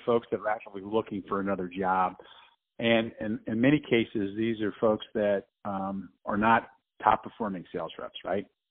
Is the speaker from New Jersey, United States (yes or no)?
yes; New Jersey, United States; I grew up in New Jersey